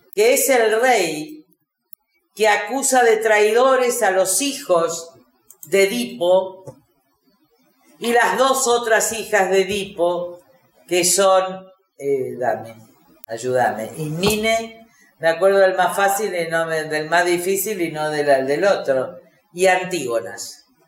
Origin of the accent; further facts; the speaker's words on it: Argentina; como argentinos